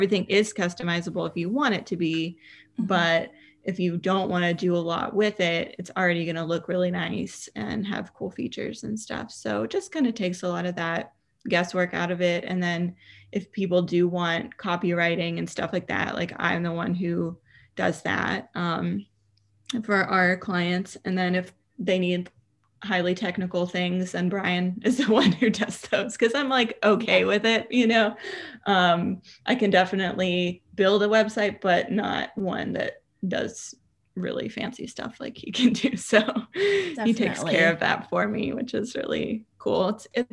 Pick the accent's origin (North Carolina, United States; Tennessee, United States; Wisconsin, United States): Tennessee, United States; Memphis; moved away as an adult; also born or lived in Los Angeles; now in Memphis, United States; growing up in Memphis